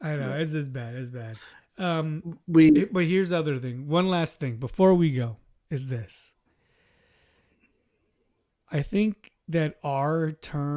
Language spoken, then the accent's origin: English; Inland Empire, California, United States; I grew up in the Inland Empire, too, at the time